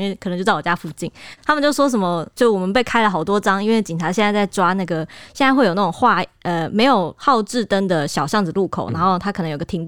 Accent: Taiwan; 我们台湾人

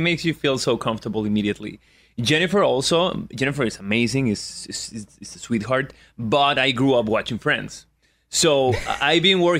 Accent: Aguascalientes, Mexico; also born or lived in Mexico City, Mexico; now in Venice, Los Angeles, United States; I'm originally from Aguascalientes. It's like a very, very small city in the middle of the country, but I live in Mexico City.

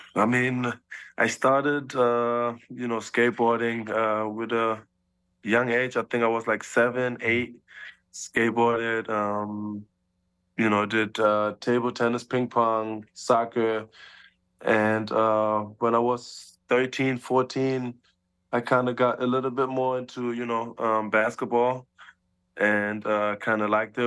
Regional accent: Germany; born or raised there; moved away as an adult

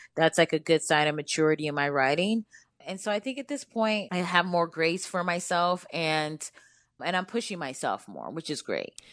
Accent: Cleveland, Ohio, United States; now in Brooklyn, United States; I grew up in Cleveland

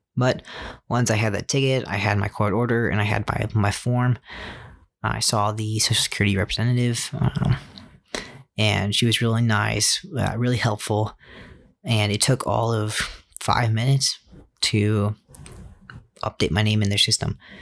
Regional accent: Fairfax County, Virginia, United States; moved away; Since I was born in Virginia and my home of record is Virginia

